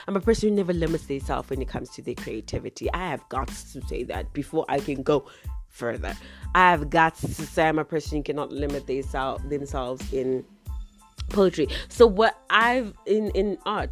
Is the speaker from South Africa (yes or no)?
yes; South Africa; also born or lived in Zimbabwe; I'm South African. Yay, I'm South African.